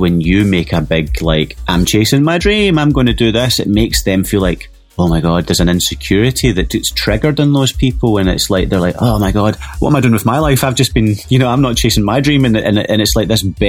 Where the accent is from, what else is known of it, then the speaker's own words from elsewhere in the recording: Glasgow, Scotland, United Kingdom; moved away as an adult; also born or lived in Los Angeles; now in United States; my hometown of Glasgow